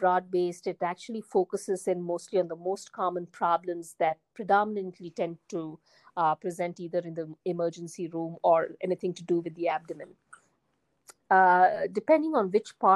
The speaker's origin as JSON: {"language": "English", "country": "India", "tie": "born or raised there", "also_born_or_lived": "United Kingdom", "moved": "as an adult", "lives_now": "United States", "said": "I was born in India, and I did all my basic education and medical school in India"}